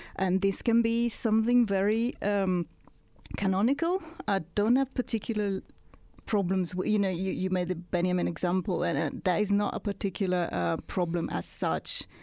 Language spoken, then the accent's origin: English; Italy; accent: Italian; English is a second language; moved away; when I stopped writing in Italian, as you might have guessed from my accent, I'm not British